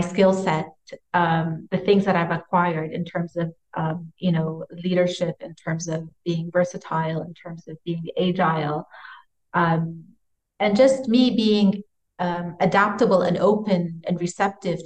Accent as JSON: {"language": "English", "region": "California", "country": "United States", "tie": "born or raised there", "moved": "yes", "lives_now": "Saudi Arabia", "said": "I grew up in California"}